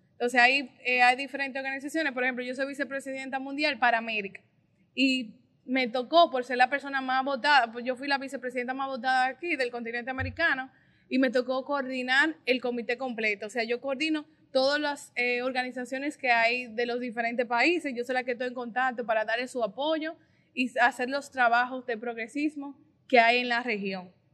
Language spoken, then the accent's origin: Spanish; Puñal, Santiago, Dominican Republic; soy de un municipio pequeño de Santiago, del municipio de Puñal. Ahí inicié mi vida estudiantil, política